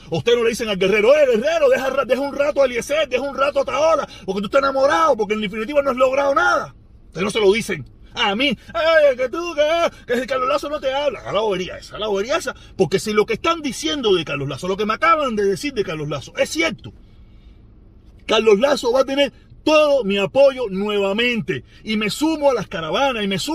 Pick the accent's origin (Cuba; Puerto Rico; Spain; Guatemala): Cuba; Pinar del Río; sabes que se lo he dicho, yo soy pinareño, yo reacciono tres, cuatro días después.